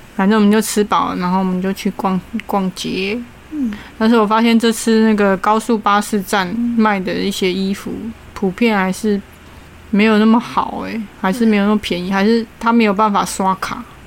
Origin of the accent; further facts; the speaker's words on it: Taiwan; 我们是从台湾来的